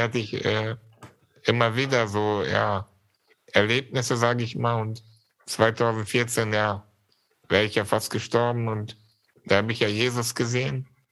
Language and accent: German; Germany; also born or lived in Syria; ich war ein Jahr alt, als wir nach Deutschland gekommen sind